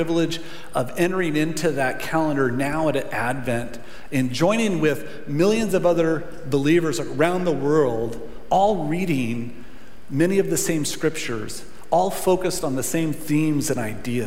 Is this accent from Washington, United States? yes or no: yes; Centralia, Washington, United States; moved away as an adult; also born or lived in Yakima, Washington; Grew up here, we're married here, and the church means a lot